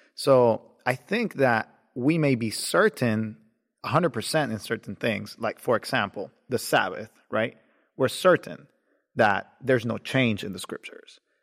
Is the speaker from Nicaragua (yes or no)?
yes; Nicaragua; now in Georgia, United States; I was born in Nicaragua